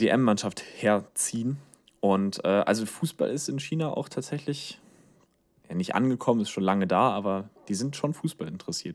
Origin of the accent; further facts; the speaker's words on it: Germany; wir als Deutsche